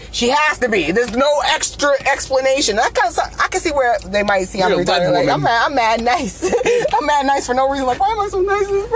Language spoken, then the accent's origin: English; New England, United States; I'm from New England